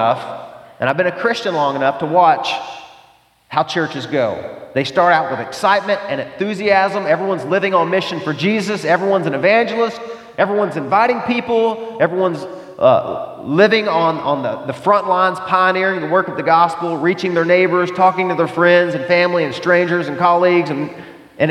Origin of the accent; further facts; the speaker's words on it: the South, United States; I grew up in the South, the buckle of the Bible Belt.